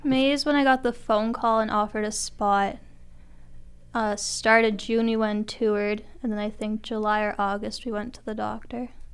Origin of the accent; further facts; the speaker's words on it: Turtleford, Saskatchewan, Canada; also born or lived in Notre Dame, Saskatchewan; I'm originally from Turtleford